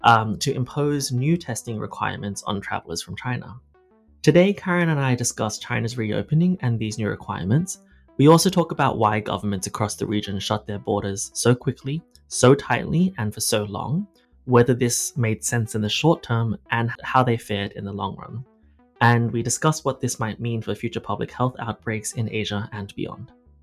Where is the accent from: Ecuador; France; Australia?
Australia; accent: Australian; also born or lived in Hong Kong; As you might guess from my accent, I'm Australian and I lived through Australia's border closures during 2020 and 21. And as somebody whose extended family is still in China and I was born in Hong Kong